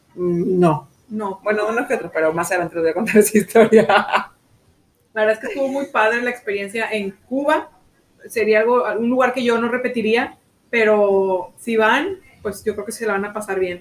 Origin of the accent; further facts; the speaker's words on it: Mexico; México, somos, somos de México. Mexicanas, mexicanas, gente buena